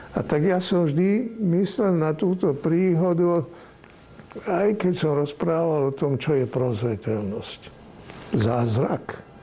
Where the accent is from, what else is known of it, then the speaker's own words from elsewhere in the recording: Slovakia; moved away; also born or lived in Rome, Italy; boli sme dvaja Slováci